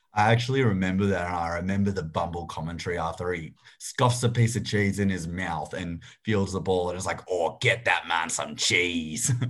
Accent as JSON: {"language": "English", "country": "Australia", "said": "we're all Australian here"}